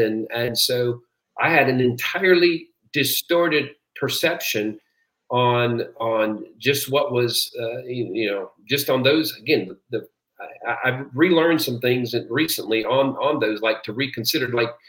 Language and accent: English; Peru; I was born and raised in Peru, South America.